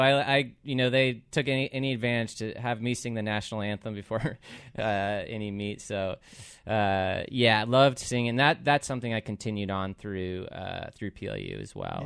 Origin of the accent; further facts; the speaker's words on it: Puyallup, Washington, United States; also born or lived in Seattle; I grew up in Puyallup, um, was born in, born in Seattle and then moved down here when I was two and pretty much stayed around here